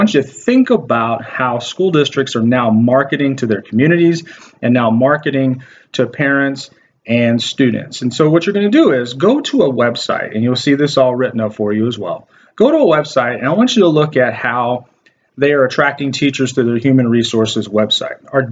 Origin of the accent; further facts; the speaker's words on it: Waco, Texas, United States; When I was growing up in Waco, Texas, I went to a school district called La Vega ISD